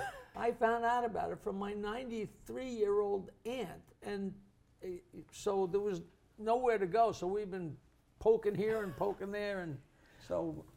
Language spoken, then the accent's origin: English; Oyster Bay, New York, United States; I'm from Oyster Bay, where every place you turn is Roosevelt, Roosevelt, Roosevelt Park